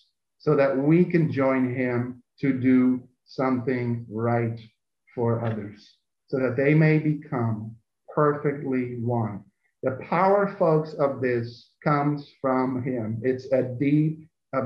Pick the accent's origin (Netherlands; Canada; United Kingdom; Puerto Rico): Netherlands; now in United States; both in Europe growing up in Holland and living in America